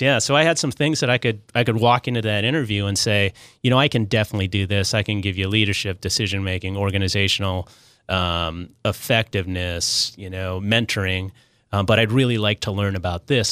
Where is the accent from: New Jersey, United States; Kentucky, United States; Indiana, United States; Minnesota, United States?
Minnesota, United States; now in Southern California, United States; I'm a guy from Minnesota who found his way to, to SoCal